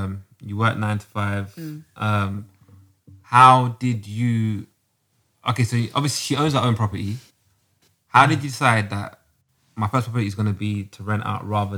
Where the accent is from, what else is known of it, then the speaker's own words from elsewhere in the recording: Brixton, London, United Kingdom; But growing up in Brixton, especially the Brixton I know, we couldn't go to Brixton when we were younger.